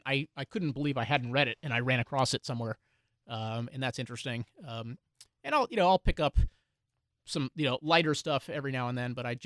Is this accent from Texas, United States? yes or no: yes; Houston, Texas, United States; I grew up in Houston.